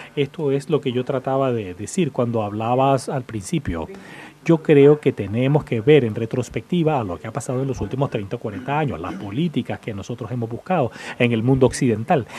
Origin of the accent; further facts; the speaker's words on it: United Kingdom; now in United States; soy británico y vivo en Estados Unidos